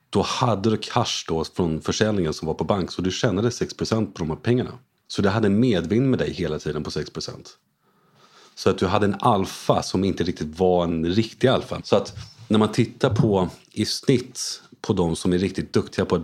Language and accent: Swedish; Paris, Île-de-France, France; moved away as an adult; also born or lived in United States / Hong Kong / London; Jag är en utlandssvensk. Mina föräldrar flyttade till Frankrike innan jag var född. Så jag var född i Paris, bodde där i 18 år.